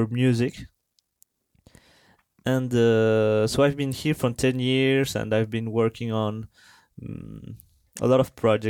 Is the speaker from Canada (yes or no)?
no; Colombia; English is a second language; moved away as an adult; now in France; So actually I'm from Colombia